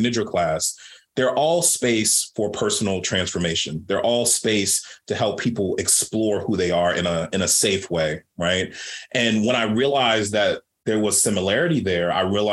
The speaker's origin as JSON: {"language": "English", "town": "Baltimore", "region": "Maryland", "country": "United States", "tie": "born or raised there", "said": "I grew up Black queer kid growing up in Baltimore, Maryland."}